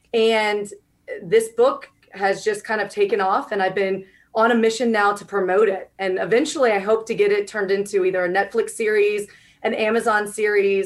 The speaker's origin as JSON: {"language": "English", "region": "Georgia", "country": "United States", "tie": "born or raised there", "also_born_or_lived": "Washington, District of Columbia, United States / Virginia", "moved": "as an adult", "said": "I was born and raised here in Georgia. So I'm a Georgia girl"}